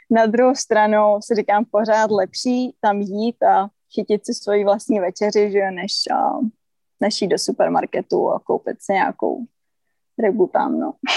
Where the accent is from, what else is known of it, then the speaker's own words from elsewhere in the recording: Czechia; my Češi, že jsme nevyrůstali prostě u oceánu